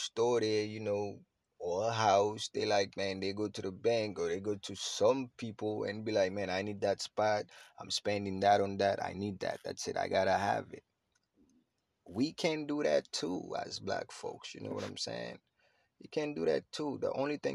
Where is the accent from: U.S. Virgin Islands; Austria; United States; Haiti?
Haiti; I'm Haitian, I'm from Haiti